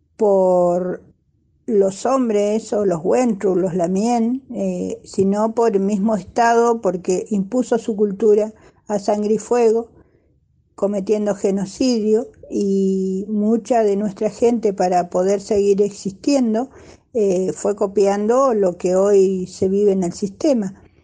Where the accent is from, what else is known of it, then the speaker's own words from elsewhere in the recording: Bariloche, Río Negro, Argentina; soy de acá de Bariloche